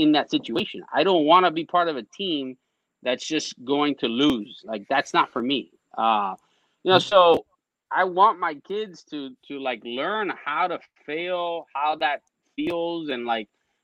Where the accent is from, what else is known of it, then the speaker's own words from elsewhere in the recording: Westchester, Florida, United States; I grew up in Westchester